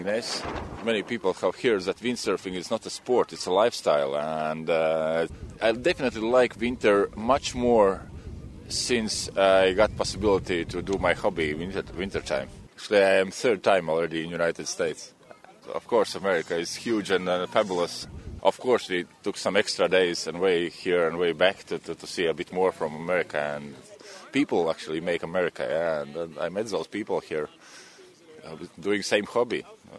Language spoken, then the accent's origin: English; Latvia; first language Latvian; English is a second language; I came from Latvia.